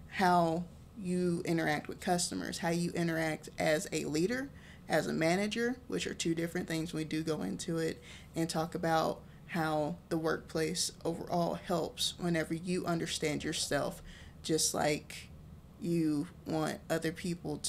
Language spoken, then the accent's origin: English; Texas, United States; I'm from Texas